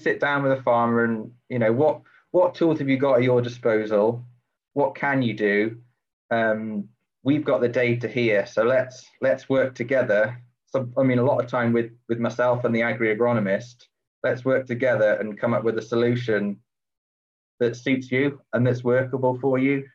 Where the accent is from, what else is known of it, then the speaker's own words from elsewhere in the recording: Shropshire, West Midlands, United Kingdom; moved away as an adult; now in East Lothian, United Kingdom; I grew up down in Shropshire um, on a it was actually previously a dairy farm